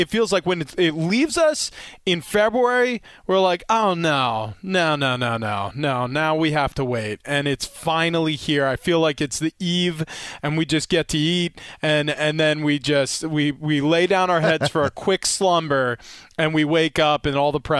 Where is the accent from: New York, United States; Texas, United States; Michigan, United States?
New York, United States; I'm from New York. That's the reason why our freezer pizza section was like one door.